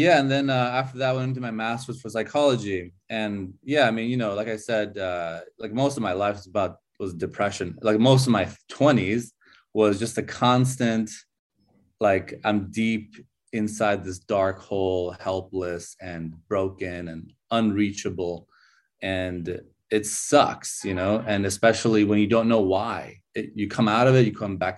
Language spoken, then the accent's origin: English; California, United States; also born or lived in Iran; now in Chengdu, China; So I was born in Iran, and I grew up in California. When I was 8 years old, I moved to California